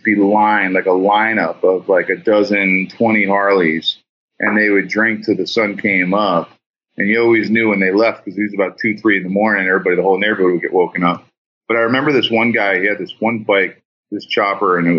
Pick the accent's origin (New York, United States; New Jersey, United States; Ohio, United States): New Jersey, United States; moved away as an adult; now in California, United States; I'm a kid from Jersey